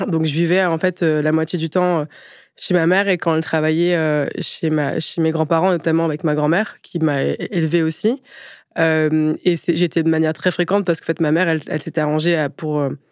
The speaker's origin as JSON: {"language": "French", "area": "Picardy, Aisne", "region": "Hauts-de-France", "country": "France", "tie": "born or raised there", "also_born_or_lived": "Paris", "moved": "yes", "said": "je suis née en Picardie, dans l'Aisne"}